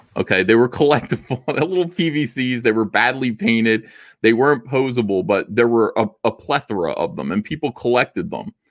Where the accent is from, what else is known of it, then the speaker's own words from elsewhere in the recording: New Jersey, United States; I'm from New Jersey